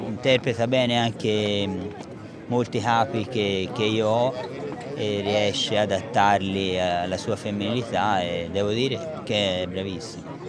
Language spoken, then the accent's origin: Italian; Florence, Tuscany, Italy; mi associano al PIT perché sono di Firenze